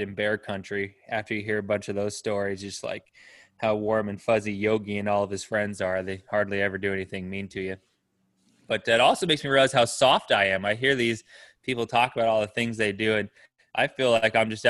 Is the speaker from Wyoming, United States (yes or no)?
yes; Pinedale, Wyoming, United States; when I was growing up in Pinedale